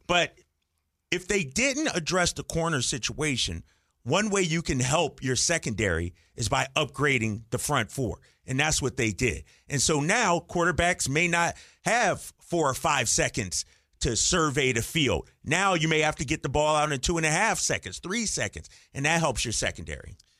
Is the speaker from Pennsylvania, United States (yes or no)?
yes; Philadelphia, Pennsylvania, United States; moved away; that's my hometown team